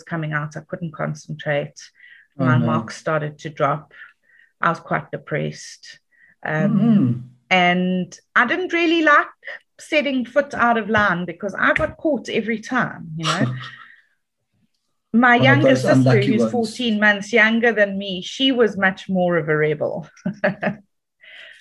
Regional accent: Dundee, KwaZulu-Natal, South Africa; also born or lived in Johannesburg (Germiston) / Dannhauser; now in Durban, South Africa; I grew up in Dundee. Was a very conservative Afrikaans town

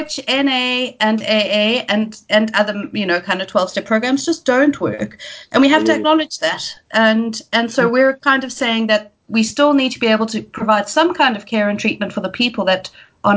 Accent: Cape Town, Western Cape, South Africa; also born or lived in Scotland; I am South African, born and bred in Cape Town

